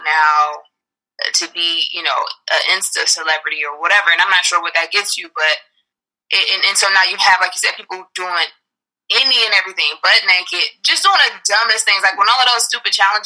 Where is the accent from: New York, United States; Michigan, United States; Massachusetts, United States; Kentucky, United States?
Michigan, United States; Detroit; now in Los Angeles, United States; me being from Detroit